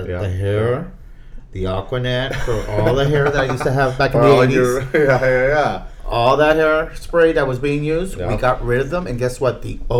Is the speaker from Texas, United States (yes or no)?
yes; South Texas, United States; Where I grew up in South Texas, where it is hot.